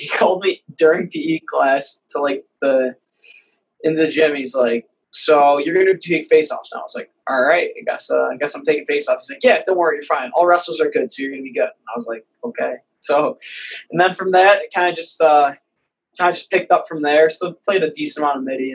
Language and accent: English; Victor, New York, United States; moved away as an adult; now in New Haven, United States; From Victor, New York, up in upstate New York, God's country, born and raised